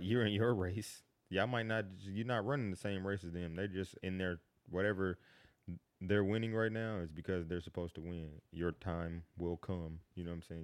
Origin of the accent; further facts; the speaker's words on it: Kansas City, Missouri, United States; moved away as an adult; now in Atlanta, United States; I grew up in Kansas City